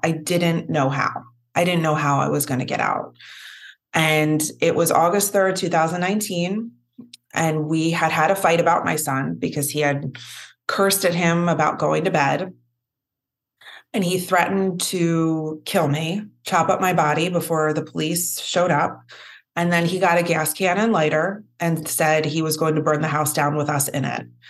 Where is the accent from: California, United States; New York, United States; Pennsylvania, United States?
Pennsylvania, United States; Philadelphia; I'm from Philly